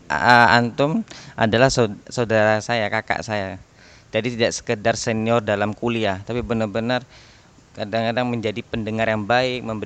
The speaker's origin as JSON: {"language": "Indonesian", "town": "Bangkalan", "region": "East Java", "country": "Indonesia", "tie": "born or raised there", "accent": "Madurese", "said": "usia 9 tahun sampai 25 tahun ini memang saya di Bangkalan. Jadi saya juga bingung saya ini asli mana gitu. Karena logat saya da- juga sudah mengarah ke Madura."}